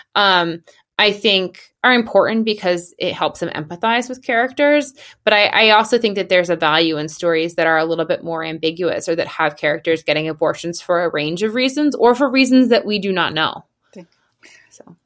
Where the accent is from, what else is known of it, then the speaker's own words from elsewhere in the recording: Pennsylvania, United States; in Pennsylvania, which is my home state